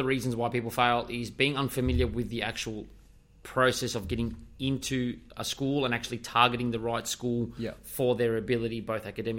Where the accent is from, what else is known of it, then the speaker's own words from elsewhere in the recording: South Melbourne, Victoria, Australia; I'm from South Melbourne as well.